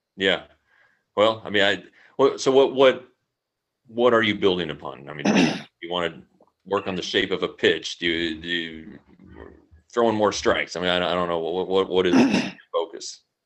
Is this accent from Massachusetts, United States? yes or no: no; Colorado, United States; now in Tarrant County, Texas, United States; I'm from Colorado, so I know snow